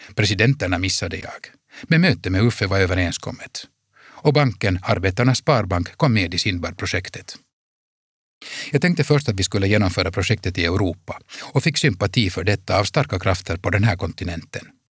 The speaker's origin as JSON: {"language": "Swedish", "town": "Helsinki", "region": "Uusimaa", "country": "Finland", "tie": "born or raised there", "said": "I vårt liv hemma i Helsingfors kändes det genom att våra föräldrars importföretagarverksamhet höll på att krascha"}